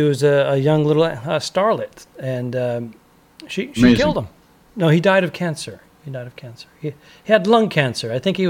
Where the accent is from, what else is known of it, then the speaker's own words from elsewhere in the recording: Northeast, United States; I grew up in the Northeast.